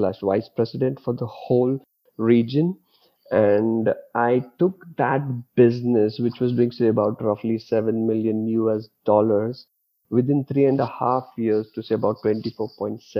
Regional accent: Mumbai, Maharashtra, India; moved away as an adult; also born or lived in Dubai; I'm born and brought up in Mumbai, but most of my career I spent in Dubai. So I lived 17 years in Dubai

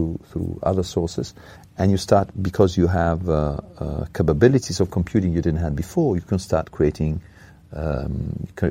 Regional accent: Italy; moved away; In Italy, my home country

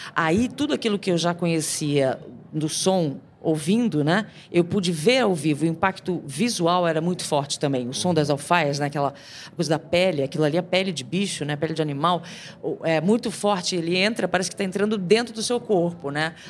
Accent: Rio de Janeiro, Brazil; moved away; also born or lived in São Paulo; eu sou carioca

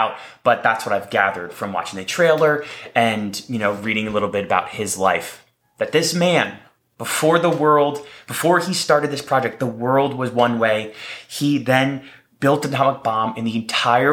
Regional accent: New Jersey, United States; I grew up in New Jersey.

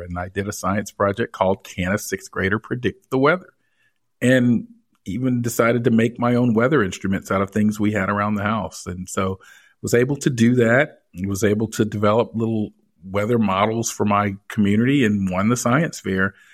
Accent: Canton, Georgia, United States; I grew up in, uh, suburban Atlanta. Uh, in fact, it was rural Georgia at that point. It's a little town north of Atlanta called Canton, Georgia

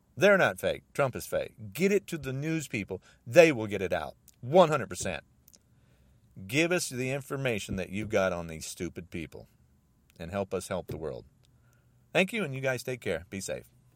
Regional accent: United States

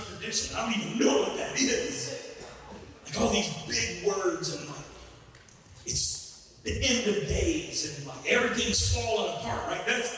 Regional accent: Southeast Louisiana, United States; I'm from Southeast Louisiana

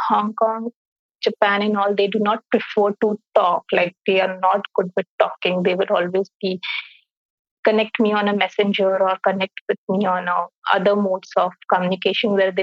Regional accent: India; also born or lived in Singapore; my home country is India, but my host country is Singapore.

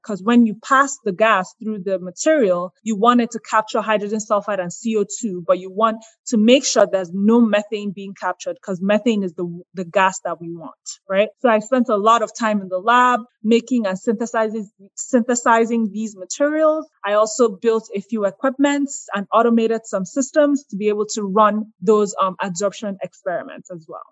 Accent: Nigeria; moved away as an adult; also born or lived in Boston; now in Atlanta, United States; I was born and raised in Nigeria, actually, the first of six kids

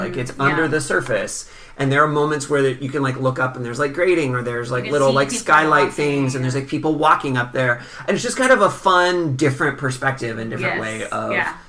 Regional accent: Seattle, Washington, United States; I grew up in the Seattle area

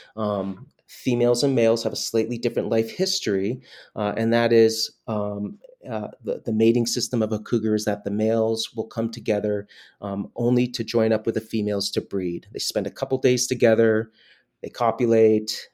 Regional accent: Northeast Kingdom, Vermont, United States; moved away as an adult; now in Yellowstone, United States; So I was born and raised in Vermont, in the very northeast part of the state. We call it affectionately the Northeast Kingdom.

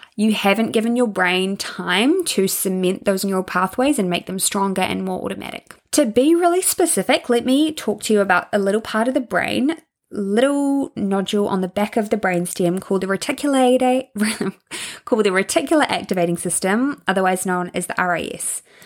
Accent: Hawke's Bay, New Zealand; I'm from Hawke's Bay

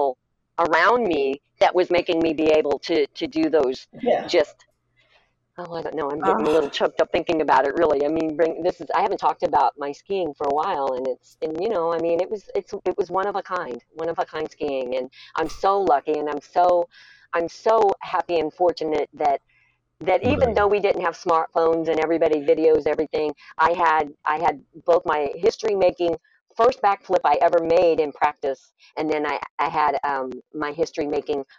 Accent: Lake of the Ozarks, Missouri, United States; I'm from Lake of the Ozarks, I'm a bit of a hillbilly

